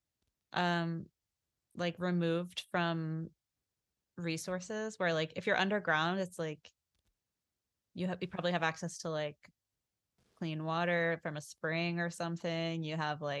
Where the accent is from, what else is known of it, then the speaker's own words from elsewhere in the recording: New York City, New York, United States; I grew up in New York City